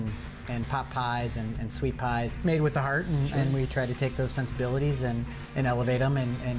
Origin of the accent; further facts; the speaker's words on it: Missouri, United States; now in Chicago, United States; I grew up in Missouri, you know, the Midwest, but it does have a little southern sensibilities.